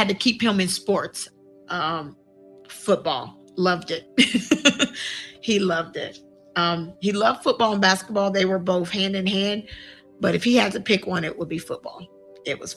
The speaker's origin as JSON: {"language": "English", "town": "Columbus", "region": "Ohio", "country": "United States", "tie": "born or raised there", "said": "I'm born and raised in Columbus, Ohio"}